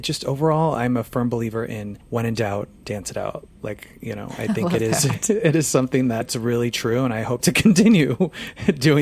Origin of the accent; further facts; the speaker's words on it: Phoenix, Arizona, United States; moved away; I'm from Phoenix, Arizona originally